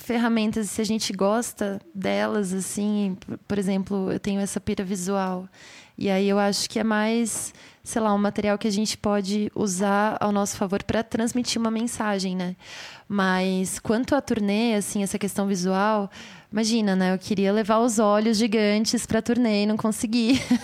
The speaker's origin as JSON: {"language": "Portuguese", "region": "São Paulo", "country": "Brazil", "said": "eu sou daqui de São Paulo"}